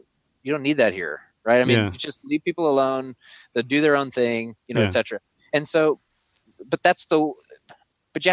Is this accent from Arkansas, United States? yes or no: yes; Arkansas, United States; Arkansas, my home state